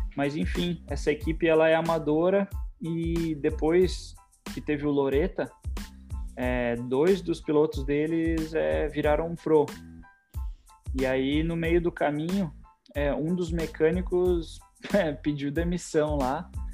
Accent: Porto Alegre, Rio Grande do Sul, Brazil; now in United States; Eu sou de Porto Alegre, né, então fazia só a etapa do Rio Grande do Sul

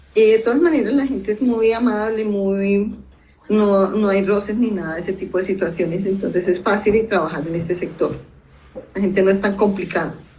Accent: Bogotá, Colombia; yo nací en Bogotá

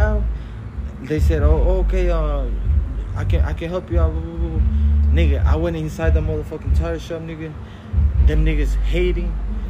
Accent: South Houston, Texas, United States; moved away; I'm not from here, too. I'm from South Houston.

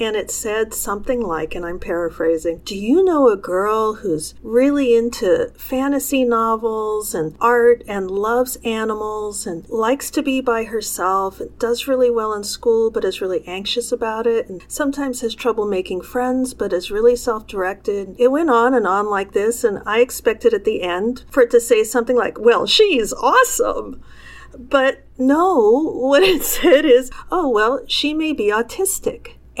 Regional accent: Chicago, Illinois, United States; born there; I grew up, I was born in Chicago, and my father was at the time a college professor.

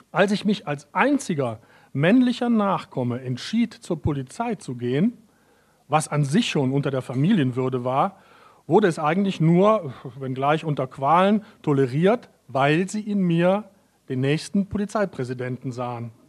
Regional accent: North Rhine-Westphalia, Germany; also born or lived in Vienna, Austria; Obwohl ich aus, ich komme ja aus Nordrhein-Westfalen, äh, was man auch schwer, glaube ich, äh, äh, überhören kann an meiner Sprache.

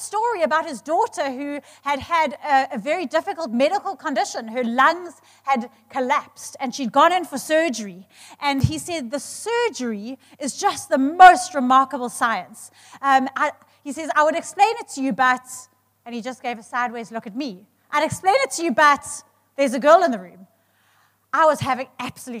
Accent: South Africa

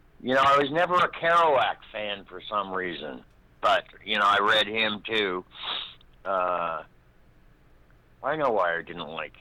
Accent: Los Angeles, California, United States; born or raised there; also born or lived in Berkeley, California / Pennsylvania

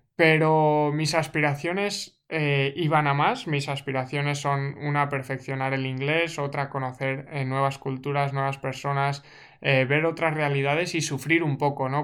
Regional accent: Segorbe, Valencian Community, Spain; moved away as an adult; now in Canada; ahora yo he salido de Segorbe, que era mi pueblo, y estoy en Canadá

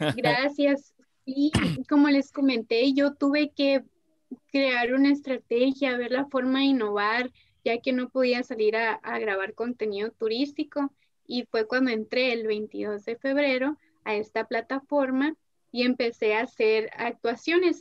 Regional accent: Ciudad Obregón, Sonora, Mexico; en Obregón no hay nada

